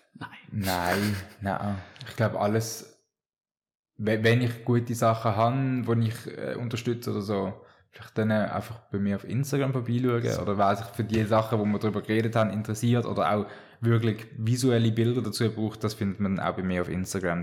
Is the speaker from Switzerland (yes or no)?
yes; Rodersdorf, Solothurn, Switzerland; ich bin in Rodersdorf aufgewachsen